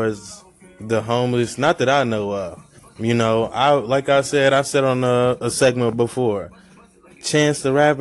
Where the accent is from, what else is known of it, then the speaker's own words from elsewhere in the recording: Greenville, North Carolina, United States; My hometown, Greenville, North Carolina